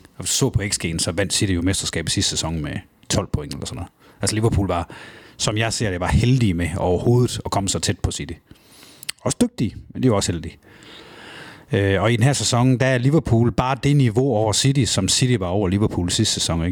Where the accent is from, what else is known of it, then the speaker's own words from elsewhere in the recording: Kibæk, Central Denmark Region, Denmark; hjemme i Kibæk, i den lille by, jeg kommer fra